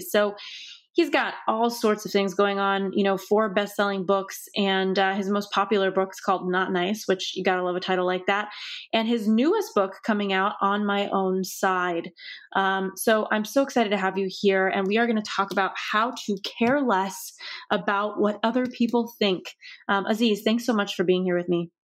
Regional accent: Los Angeles, California, United States; growing up in Los Angeles, fully, you know, par-, parents who were born here

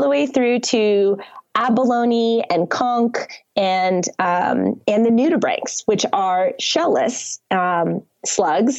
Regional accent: Connecticut, United States; moved away; I grew up on the Long Island Sound, on the shores of Connecticut.

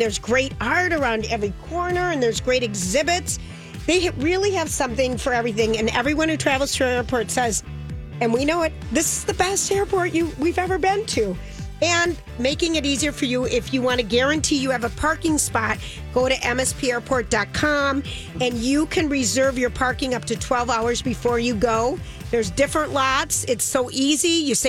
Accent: Finland; accent: Finnish; And with my Finland accent.

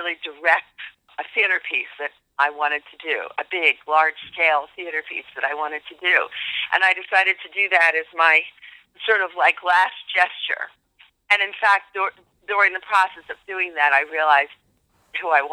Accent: near Philadelphia, Pennsylvania, United States; I grew up near Philadelphia, Pennsylvania

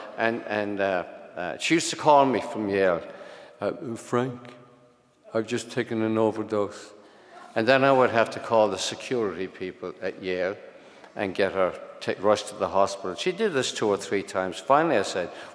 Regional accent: Ireland; moved away as an adult; also born or lived in Brooklyn, New York; now in New York, United States; That was the Ireland I grew up in, which, as it was, poverty stricken and priest ridden

